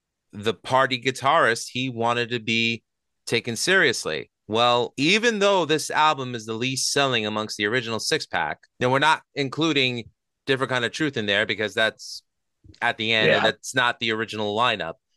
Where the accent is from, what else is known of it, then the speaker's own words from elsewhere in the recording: New York City, New York, United States; I grew up in Astoria, Queens, which, you know, the borough of Queens in New York City